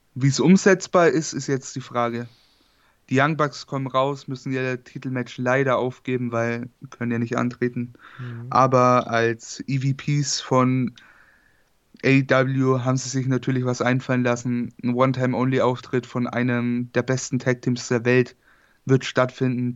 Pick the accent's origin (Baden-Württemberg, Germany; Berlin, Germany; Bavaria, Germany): Bavaria, Germany; ich komme aus Bayern